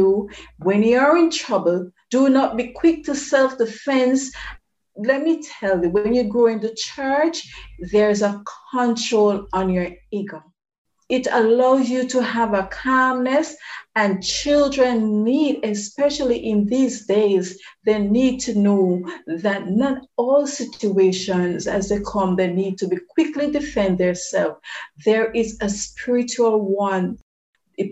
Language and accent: English; Jamaica; Here in Jamaica, from which I am communicating with you, and this is my home country